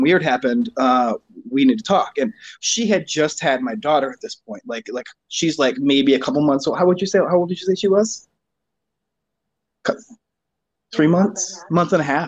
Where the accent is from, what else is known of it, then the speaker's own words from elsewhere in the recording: Grand Blanc, Michigan, United States; accent: Michigan; now in Flint, United States; right now I live in Flint, but I'm from Grand Blanc